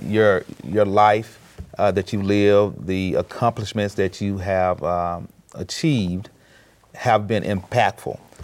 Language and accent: English; rural Mississippi, United States; I grew up in a rural Mississippi, uh, community